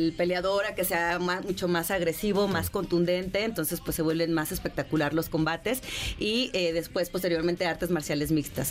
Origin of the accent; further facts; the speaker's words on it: León, Guanajuato, Mexico; yo soy de León, Guanajuato